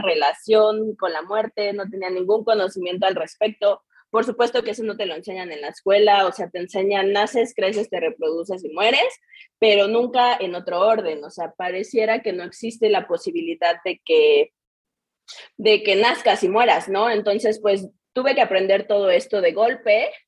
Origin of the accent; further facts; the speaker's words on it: Querétaro, Mexico; soy de Querétaro, toda mi vida he estado aquí